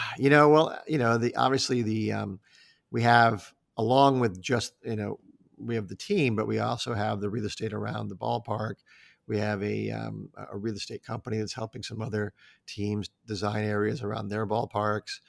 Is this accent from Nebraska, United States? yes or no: yes; Omaha, Nebraska, United States; moved away as an adult; now in Chicago, United States; I grew up in Omaha